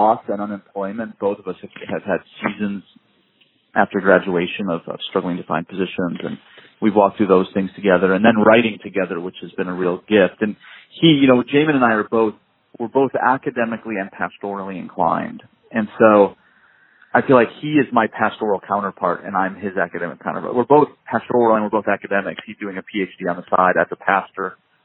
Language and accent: English; Midwest, United States; now in Southern California, United States; I grew up in the Midwest